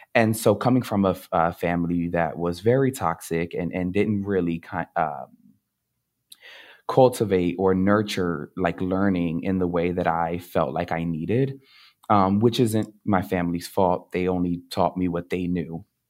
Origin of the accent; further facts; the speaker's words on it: Camden, New Jersey, United States; I grew up in Camden, New Jersey